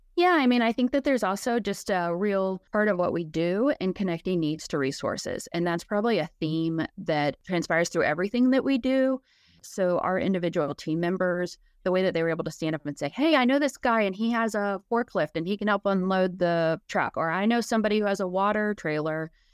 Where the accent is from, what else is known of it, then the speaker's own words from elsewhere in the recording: Lexington, Kentucky, United States; I'm actually from Lexington